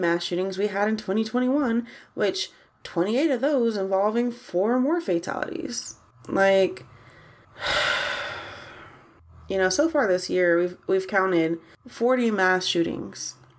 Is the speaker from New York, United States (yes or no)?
no; Columbus, Ohio, United States; I'm American. I am from Ohio, specifically the 614. That's Columbus, Ohio, for those of y'all who don't know.